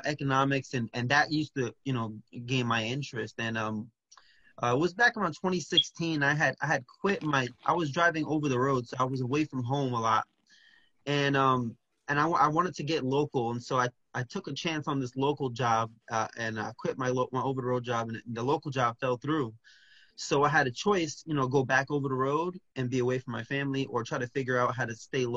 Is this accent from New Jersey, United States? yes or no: yes; New Jersey, United States; now in Orlando, United States; I originally grew up in New Jersey